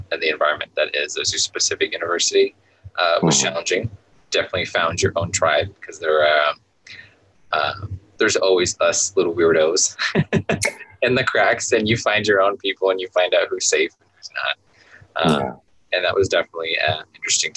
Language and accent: English; Southern California, United States; I grew up in Southern California, if you can call it a just regular traditional Mexican family